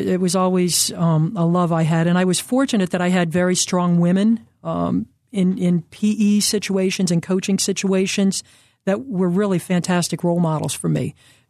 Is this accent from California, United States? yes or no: no; Towanda, Pennsylvania, United States; also born or lived in Bucks County; I grew up in northeastern Pennsylvania, {S1} okay. {S2} A place called Towanda. I was born actually in Bucks County, but as I started first grade, we headed up there.